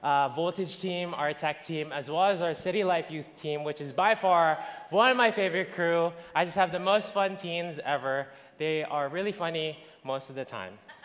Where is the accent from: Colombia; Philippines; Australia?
Philippines; now in Alberta, Canada; I'm originally from the Philippines. I moved here when I was in February 2009